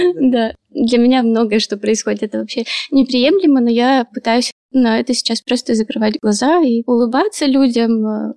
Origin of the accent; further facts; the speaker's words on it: Perm, Perm Krai, Russia; moved away as an adult; now in Gelendzhik, Russia; я из Перми